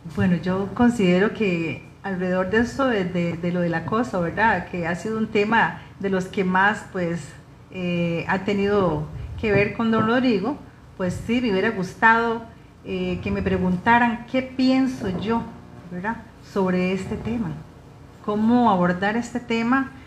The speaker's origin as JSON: {"language": "Spanish", "country": "Costa Rica", "said": "Los ticos somos muy dados a eso"}